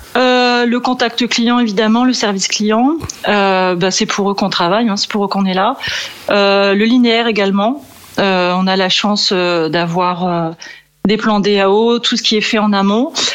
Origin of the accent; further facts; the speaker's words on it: Valenciennes, Hauts-de-France, France; moved away as an adult; now in Meaux, France; je suis originaire du nord de la France, de Valenciennes